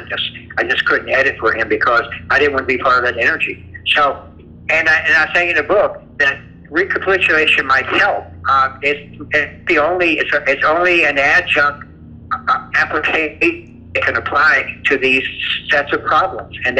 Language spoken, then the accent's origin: English; the South, United States; I grew up in the South, and we didn't talk about these things.